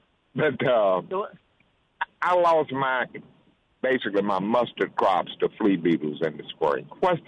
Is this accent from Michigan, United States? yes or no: no; Mississippi Delta, United States; I grew up in the Mississippi Delta.